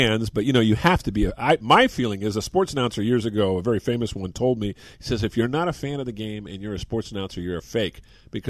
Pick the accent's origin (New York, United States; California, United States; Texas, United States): California, United States; Bay Area; I grew up here in the Bay Area